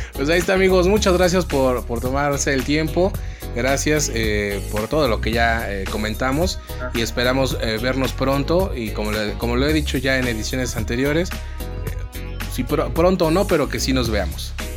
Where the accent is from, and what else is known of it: Mexico